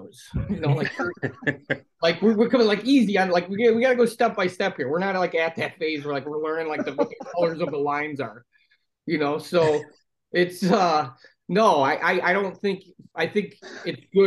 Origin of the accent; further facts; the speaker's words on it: Forest Park, Illinois, United States; now in Indiana, United States; I'm from it's like a inner city suburb, like I guess you'd call it, inner city town called Forest Park. It's just a little west of Chicago, but I live in Indiana right now